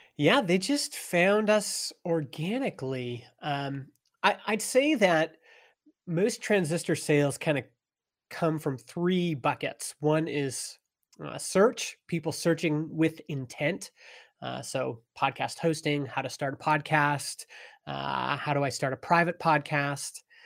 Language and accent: English; Stony Plain, Alberta, Canada; moved away as an adult; also born or lived in Edmonton, Canada; now in British Columbia, Canada; I grew up in a little farm town in Alberta, Canada called Stony Plain